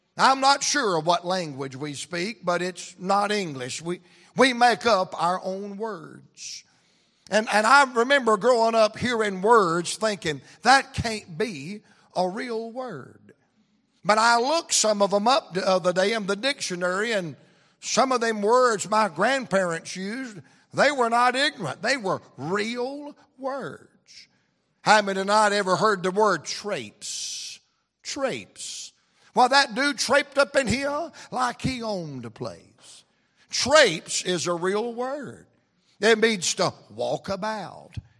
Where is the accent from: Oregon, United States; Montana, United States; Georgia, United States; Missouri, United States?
Georgia, United States; Atlanta; I'm from Atlanta, Georgia